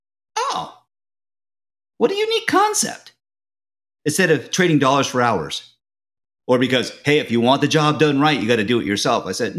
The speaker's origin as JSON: {"language": "English", "country": "Japan", "said": "My father was in the Navy for 30 years. And so I'm from Japan originally. My mother's Japanese. My father's Irish."}